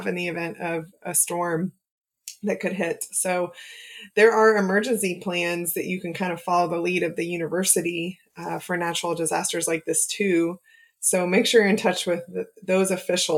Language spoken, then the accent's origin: English; Oklahoma, United States; as a child growing up in Oklahoma